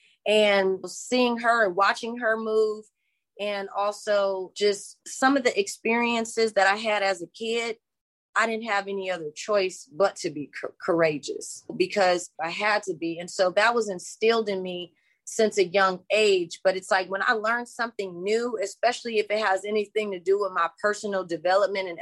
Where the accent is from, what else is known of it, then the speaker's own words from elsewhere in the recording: Los Angeles, California, United States; I'm from LA. I'm from the South Central LA. And I grew up there in the 80s, in the 90s